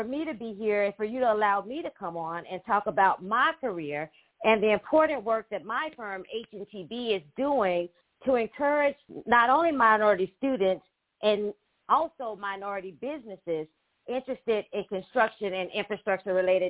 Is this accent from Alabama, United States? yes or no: yes; Hillsboro, Alabama, United States; I'm from Hillsboro, Alabama, and I'm sure most people don't know anything about Hillsboro, Alabama. It's actually a small town of only about 600 people in population